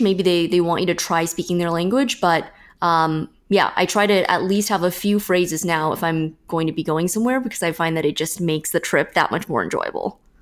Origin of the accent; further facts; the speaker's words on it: Fremont, California, United States; born or raised there